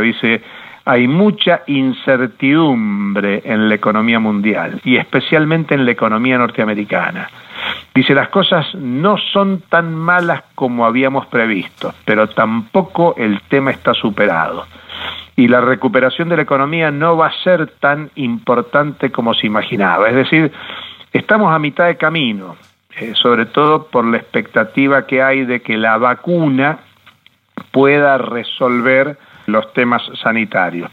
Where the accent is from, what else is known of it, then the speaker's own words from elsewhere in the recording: Argentina; No lo digo como argentino